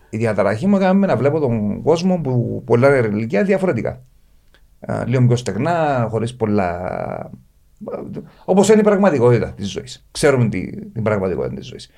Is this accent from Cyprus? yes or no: yes; Paphos, Paphos District, Cyprus; την πόλη μου την πάφο